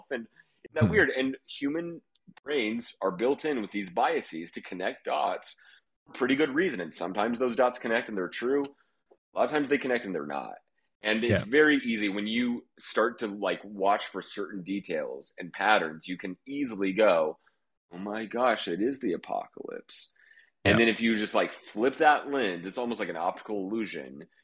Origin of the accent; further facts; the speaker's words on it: Oklahoma, United States; I'm from Oklahoma, and I'm from like survivalist people and the like the more alt-right weirdo part of the country